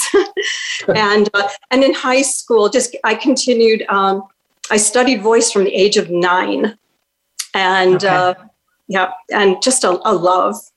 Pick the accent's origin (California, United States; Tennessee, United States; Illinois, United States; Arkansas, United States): Illinois, United States; Chicago; growing up in Chicago, my parents took me to so many live Broadway shows that had come to Chicago